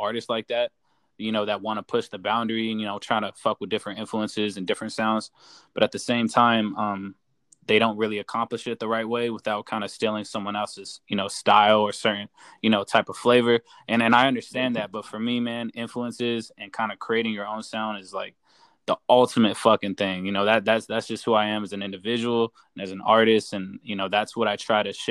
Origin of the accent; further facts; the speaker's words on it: Inland Empire, Southern California, United States; I'm from Southern California. from the IE